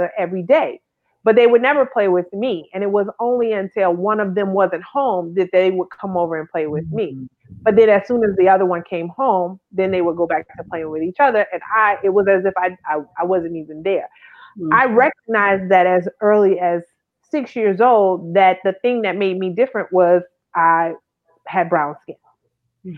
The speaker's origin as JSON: {"language": "English", "town": "Thibodaux", "region": "Louisiana", "country": "United States", "tie": "born or raised there", "said": "growing up in Thibodaux, we were one of the first families, Black families in our neighborhood"}